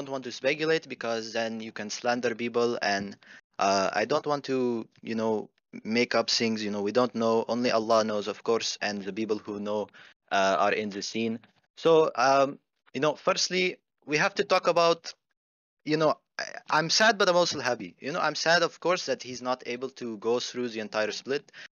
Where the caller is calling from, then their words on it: Phoenix, Arizona, United States; Phoenix, Arizona.